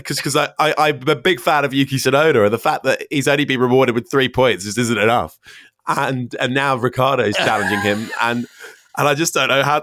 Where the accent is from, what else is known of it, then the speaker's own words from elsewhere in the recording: London, United Kingdom; I'm the token Londoner.